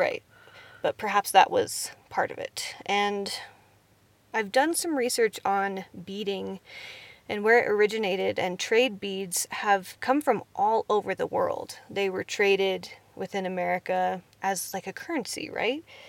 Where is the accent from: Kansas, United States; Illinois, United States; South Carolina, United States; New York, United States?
Kansas, United States; I am from Kansas